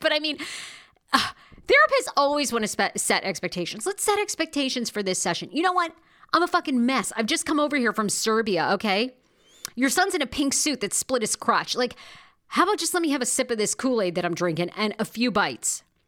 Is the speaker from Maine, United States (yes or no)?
yes; Wiscasset, Maine, United States; I grew up in Maine. Now, I love my little hometown of West Cassett, Maine